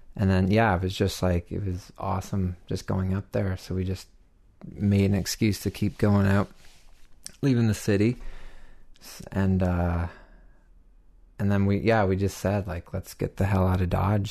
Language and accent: English; Toronto, Ontario, Canada; moved away as an adult; also born or lived in Mono, Ontario; I grew up in Toronto and had like made it from Bloor and Spadina to like Bloor and Lansdowne over the course of like 20 years